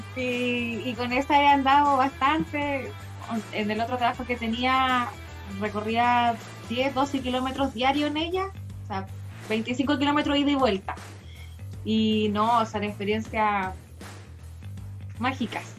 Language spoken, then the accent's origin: Spanish; Santiago, Santiago Metropolitan Region, Chile; somos de Chile, de Santiago